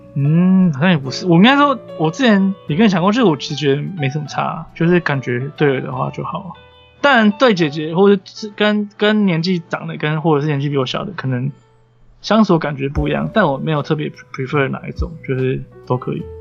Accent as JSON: {"language": "Chinese", "country": "Taiwan", "said": "其实我也不是日本人，我是台湾人"}